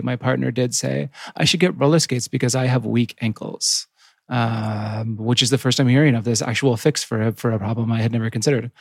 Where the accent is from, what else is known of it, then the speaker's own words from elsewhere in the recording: Yukon, Canada; I grew up in the Yukon, which is right next to Alaska, which is right in the middle of nowhere.